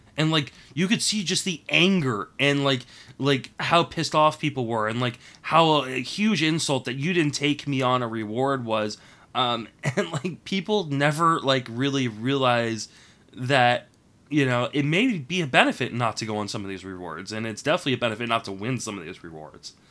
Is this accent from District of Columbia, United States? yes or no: yes; Washington, District of Columbia, United States; I grew up in Washington, D.C.